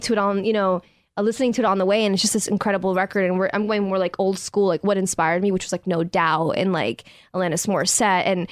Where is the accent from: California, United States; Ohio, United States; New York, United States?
New York, United States; I grew up in New York